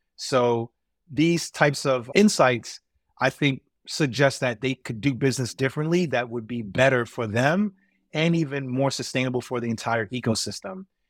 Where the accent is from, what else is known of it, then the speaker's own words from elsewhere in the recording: New York City, New York, United States; growing up in New York City, where I lived in transit deserts, particularly in Brooklyn and in Queens